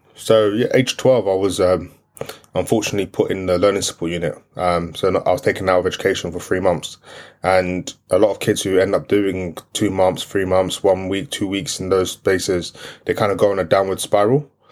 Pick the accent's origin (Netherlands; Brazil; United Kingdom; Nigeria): United Kingdom; London; first language French; English is a second language; I grew up in East London, Brick Lane, Aldgate